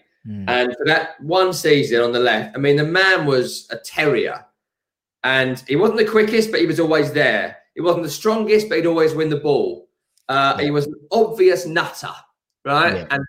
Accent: Rainham, London, United Kingdom; Well, I'm from Raynham, Hornchurch. I live in Romford now, so I am the Hornchurch.

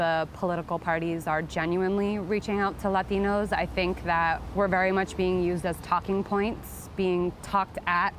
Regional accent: New York City, New York, United States; I am from Queens, New York. I'm 30 years old.

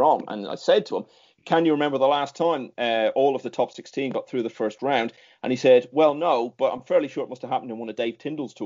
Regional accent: Ireland; growing up in Ireland at the time

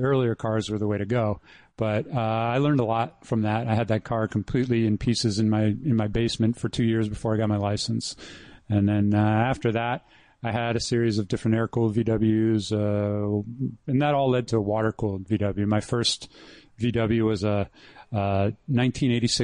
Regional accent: New York, United States; we grew up in New York

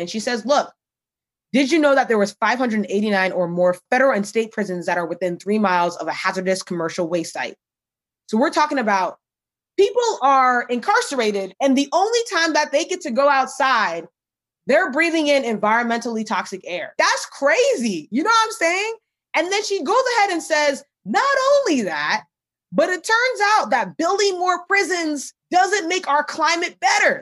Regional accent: United States; I'm Ghanaian American

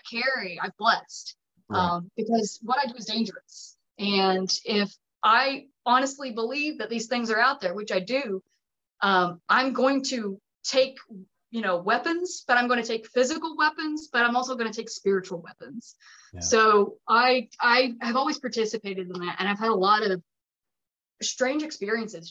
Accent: Haywood County, Western North Carolina, United States; I'm from Western North Carolina. I'm from Haywood County

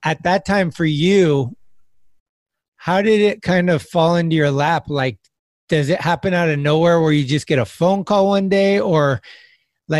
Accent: Bay Area, California, United States; I grew up in the Bay Area my whole life

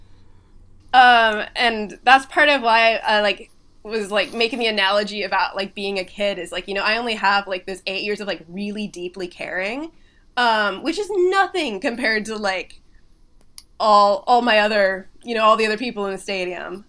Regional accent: Kirkland, Washington, United States; moved away as an adult; also born or lived in Vermont; I was like born and raised in Kirkland

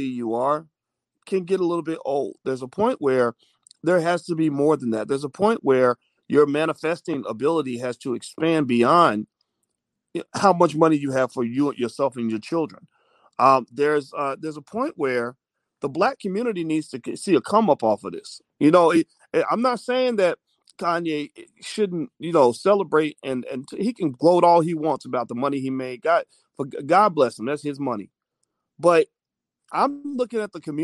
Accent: Louisville, Kentucky, United States; I'm from Louisville, too.

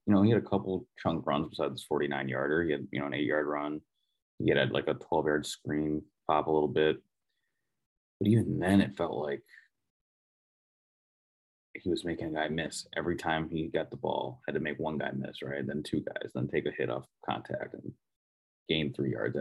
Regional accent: Minnesota, United States; moved away; I'm from Minnesota.

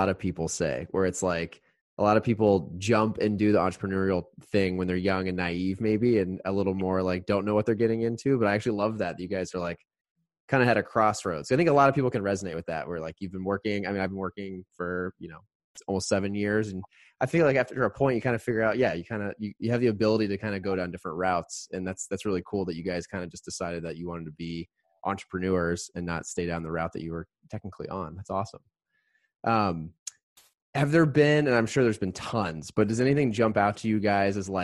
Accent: Indiana, United States; now in Chicago, United States; I'm from Indiana

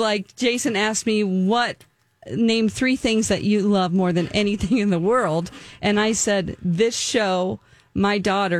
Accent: the South, United States; And I am from the South.

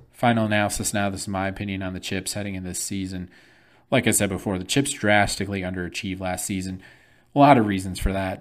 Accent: Flint, Michigan, United States; I'm from Flint

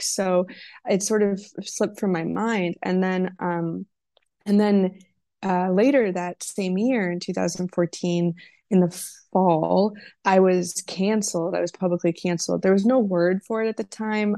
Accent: Wisconsin, United States; now in Los Angeles, United States; my home state of Wisconsin

